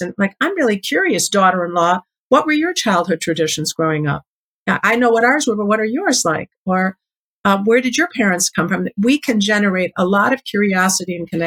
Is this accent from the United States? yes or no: yes; Chicago, Illinois, United States; I grew up in Chicago